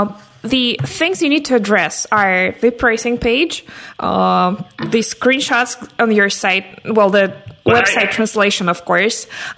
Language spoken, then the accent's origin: English; Russia; I come from Russia, and that is somewhat a developing country, I guess